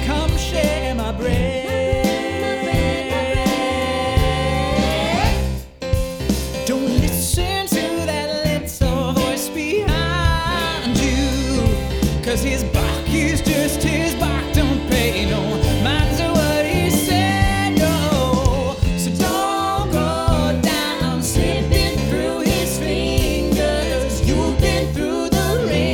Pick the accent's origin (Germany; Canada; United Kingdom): United Kingdom; accent: British; now in United States; I'm British, I have this lovely accent